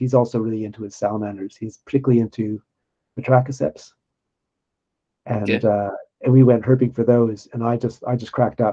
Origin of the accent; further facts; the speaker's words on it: Winnipeg, Manitoba, Canada; moved away as an adult; now in Sydney, Australia; as a kid growing up in Winnipeg